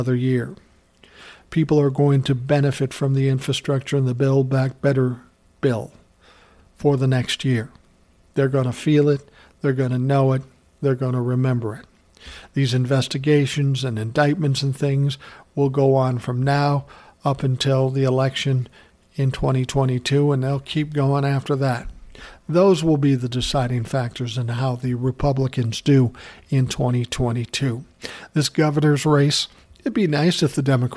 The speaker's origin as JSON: {"language": "English", "region": "Minnesota", "country": "United States", "tie": "born or raised there", "said": "he's from my home state. Fuck, his company's probably 10 miles from where I'm living."}